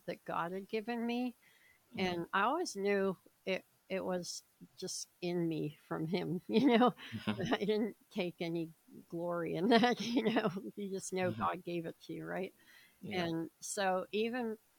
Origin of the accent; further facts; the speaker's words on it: Philadelphia, Pennsylvania, United States; I was born in Philadelphia and pretty much, you know, grew up all around there.